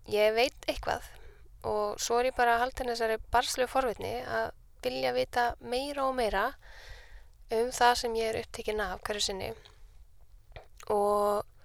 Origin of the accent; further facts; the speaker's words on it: Reykjavík, Capital Region, Iceland; also born or lived in Copenhagen; ég er uppalinn í Vesturbænum